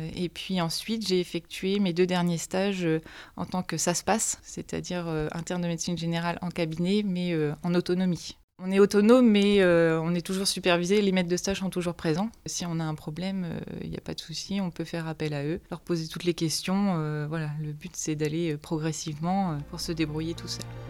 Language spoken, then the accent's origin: French; Manche, Normandy, France; moi, je suis originaire de la Manche, un petit village à côté de l'Aïe du Puy. J'ai toujours voulu rester là